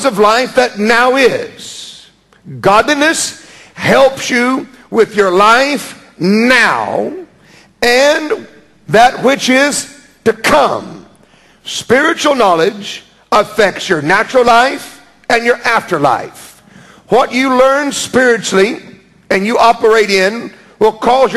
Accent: United States; moved away as an adult; now in London, United Kingdom; I'm a rude American. I'm an American that, for some reason, God plopped me down in the middle of London for a while

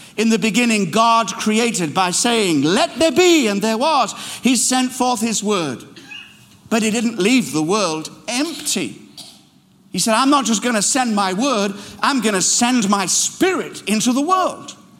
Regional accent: Kenya; now in London, United Kingdom; I led a mission team into my birthplace, Kenya

